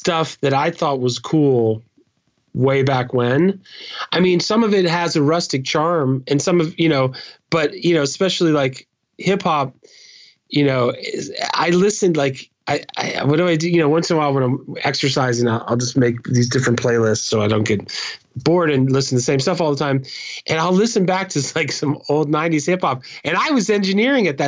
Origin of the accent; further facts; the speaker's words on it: Oakland, California, United States; now in New York, United States; I grew up in Oakland, California, Berkeley area, in the Bay Area